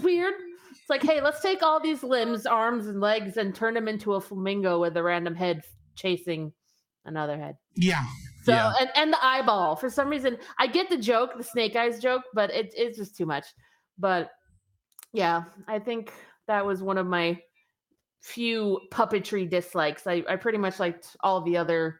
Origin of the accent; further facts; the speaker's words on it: Arizona, United States; I'm from Arizona